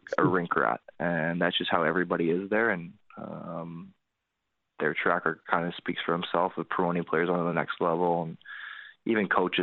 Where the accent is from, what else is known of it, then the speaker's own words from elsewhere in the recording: Vancouver, British Columbia, Canada; it's my hometown